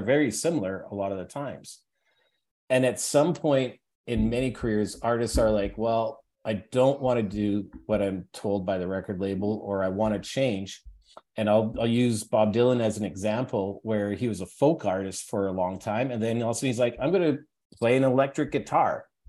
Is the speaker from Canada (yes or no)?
yes; Edmonton, Alberta, Canada; moved away as an adult; now in Toronto, Canada; growing up in Alberta is a interesting place to grow up